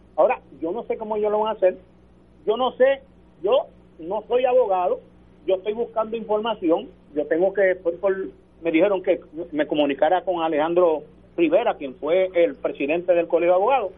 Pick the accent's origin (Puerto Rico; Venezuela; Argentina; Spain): Puerto Rico; nosotros somos puertorriqueños